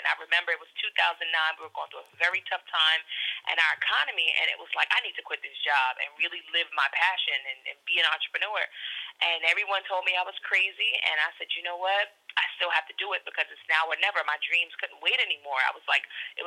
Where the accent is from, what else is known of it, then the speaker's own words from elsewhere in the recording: New York City, New York, United States; someone from the Bronx